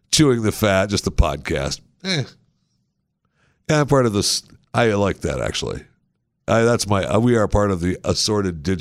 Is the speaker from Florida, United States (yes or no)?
no; Texas, United States; I'm from Texas.